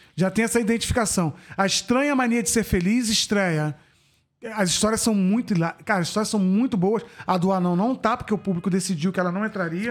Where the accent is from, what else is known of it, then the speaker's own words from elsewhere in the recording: Macaé, Rio de Janeiro, Brazil; moved away; Eu, quando saí de Macaé